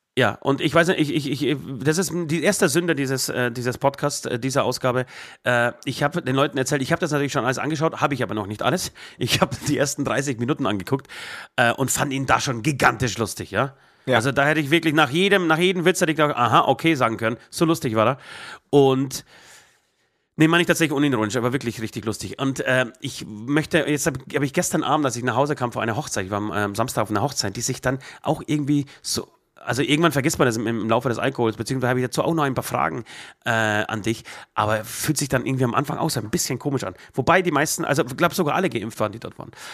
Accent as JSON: {"language": "German", "town": "Trockau", "region": "Bavaria", "country": "Germany", "tie": "born or raised there", "said": "ich bin ja in Trockau groß geworden"}